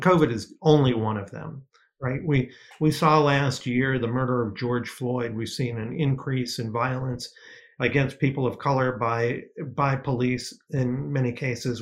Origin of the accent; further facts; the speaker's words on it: Detroit, Michigan, United States; moved away; also born or lived in New York; I grew up in in the Detroit area, and when I first went to design school in New York